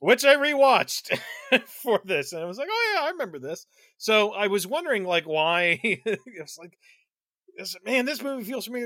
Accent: Delaware, United States; accent: Delaware; my Delaware accent

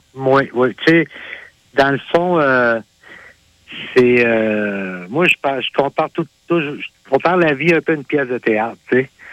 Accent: Sayreville, Quebec, Canada; also born or lived in Sherbrooke, Quebec; suis natif de Sayreville.

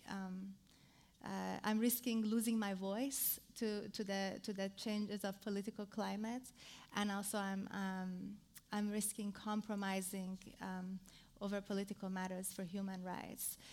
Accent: Iran; I come from Iran. Iran

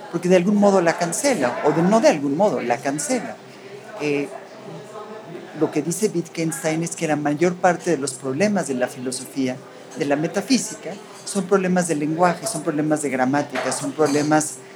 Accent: Mexico; first language en; Spanish is a second language; de los dos países, soy de México y de Estados Unidos. Aprendí, yo creo que aprendí el inglés antes que el español, pues, puesto

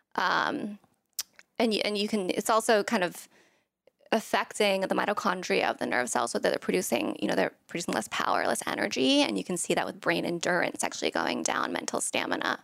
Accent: Thailand; moved away; I'm from Thailand, um, and my family was there.

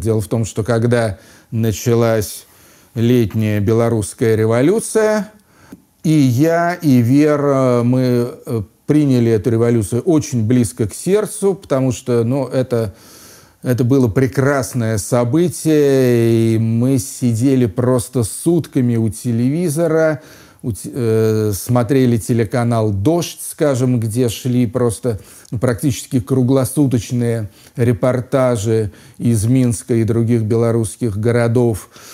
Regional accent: Moscow, Russia; moved away as an adult; also born or lived in London; возвращаться в родной город Москву

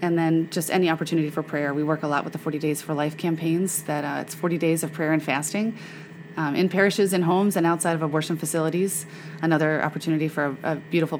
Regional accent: Memphis, Tennessee, United States; I grew up in Memphis where my mom was involved with Birthright of Memphis

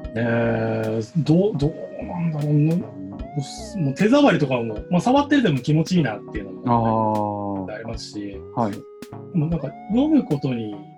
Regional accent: Niigata, Japan; moved away as an adult; also born or lived in Tokyo; now in Kokubunji, Japan; 1979年生まれの、はい、え新潟で生まれました

